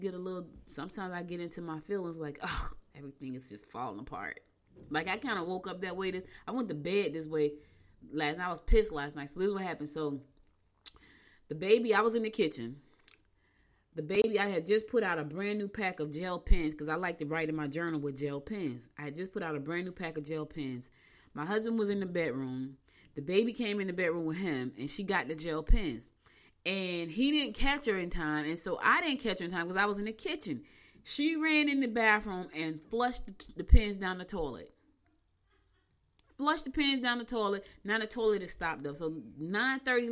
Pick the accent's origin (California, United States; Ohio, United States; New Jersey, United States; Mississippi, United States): New Jersey, United States; also born or lived in Albany, New York; I was born in Albany. I was raised in Jersey, so I'm in between two states